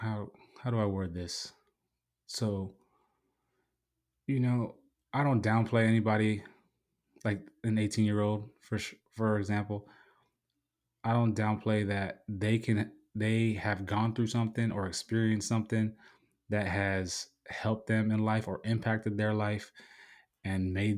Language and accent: English; San Diego, California, United States; just growing up in San Diego, like when you walk down the street, because you walk everywhere.